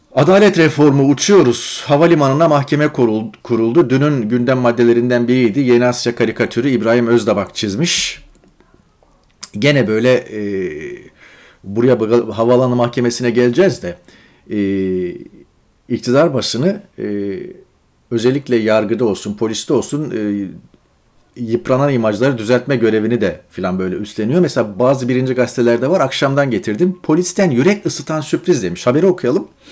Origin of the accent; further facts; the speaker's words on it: Turkey; moved away; memleketimiz yani. Orada doğduk, orada okullara gittik, devlet okullarında, devlet yurtlarında kaldık